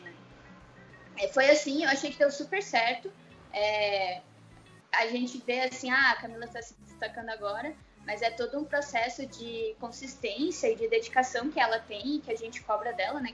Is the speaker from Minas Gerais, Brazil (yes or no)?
no; Curitiba, Paraná, Brazil; eu sou de Curitiba